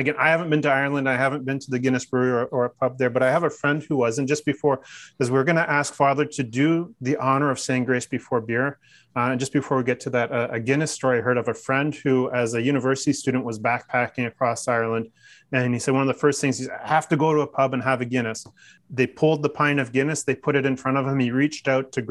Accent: Newmarket, Ontario, Canada; the Market Brewing Company out of Newmarket, Ontario. My hometown.

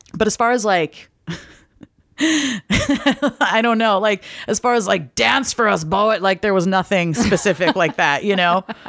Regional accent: the Northwest, Pacific Northwest, United States; I'm from the Northwest where trees are used only for wood

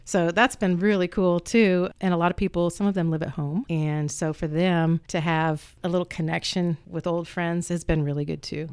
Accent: Muncie, Indiana, United States; also born or lived in Lake County, Indiana; my father came to Ball State to work on his EDD, his doctorate. And so we moved down here

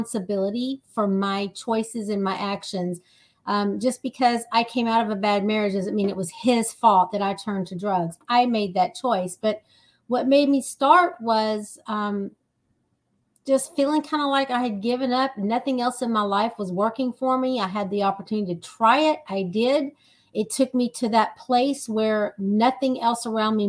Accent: Texas, United States; I am from Texas, the big state of Texas

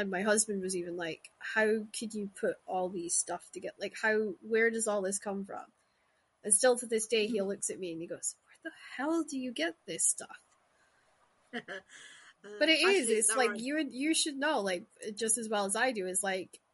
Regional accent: Shetland Islands, Scotland, United Kingdom; moved away; also born or lived in Glasgow; I grew up in the Shetland Islands where Vikings and Viking mythology is drilled into you

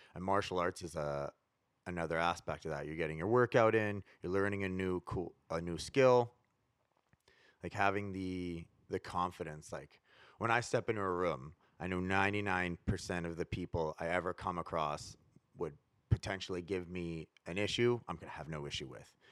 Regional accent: Prince George, British Columbia, Canada; now in Vancouver, Canada; growing up in Prince George, like, Vancouver was, like, the big city.

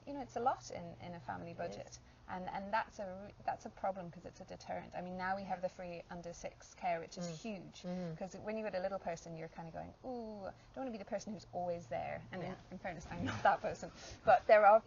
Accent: England, United Kingdom; moved away; part of my childhood, I grew up in England

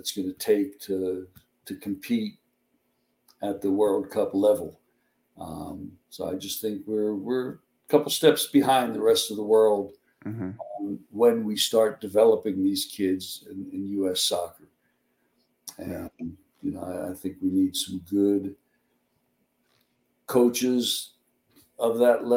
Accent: Miami, Florida, United States; now in El Paso, United States; when I was growing up in Miami

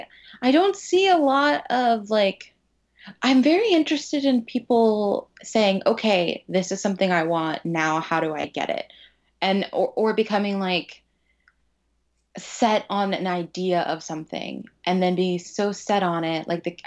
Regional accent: Florida, United States; And I came from Florida, and I was like, $18 for a freaking ticket

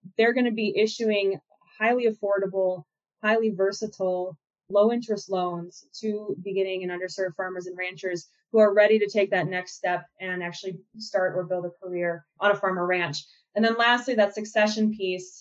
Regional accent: Minnesota, United States; moved away; also born or lived in Mankato, Minnesota / Walla Walla, Washington; I'm from Minnesota, both from the city, from Minneapolis, and from rural Minnesota down in Mankato.

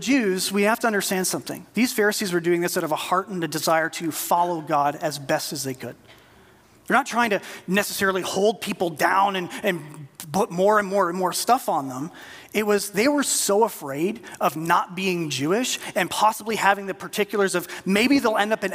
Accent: Canada; as a Canadian

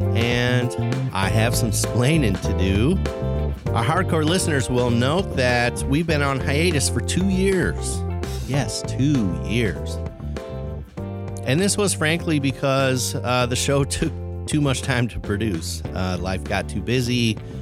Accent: Chicago, Illinois, United States; now in Indianapolis, United States; I came from Chicago

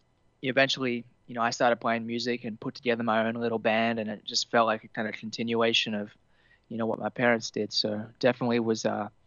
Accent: Temagog, New South Wales, Australia; I grew up kind of in Temagog, which is a little west of Kempsey, the mid north

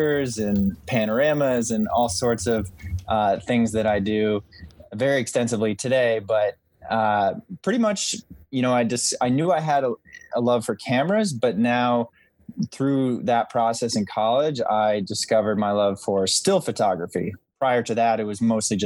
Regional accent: Albany, New York area, United States; Albany, New York, which was, you know, my hometown or the nearest city to my hometown

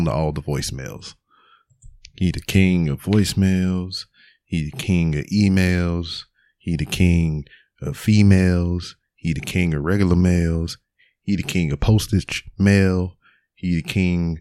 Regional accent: Lake Charles, Louisiana, United States; now in Houston, United States; I'm from Lake Charles, Louisiana, but I currently stay in Houston, Texas

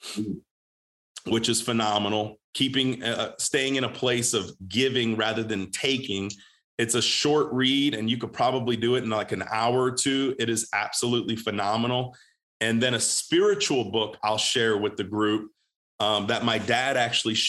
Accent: Groesbeck, Texas, United States; I'm from Groesbeck Goat, the Groesbeck Goat

